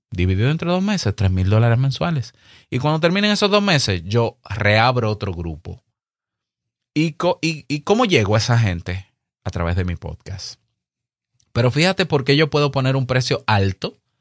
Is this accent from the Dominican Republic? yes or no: yes; Dominican Republic